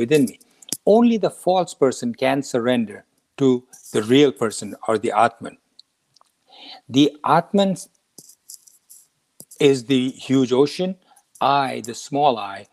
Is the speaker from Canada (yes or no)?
no; India; moved away as an adult; now in United States; when I was 20 years old and I was flying out of India to come to the United States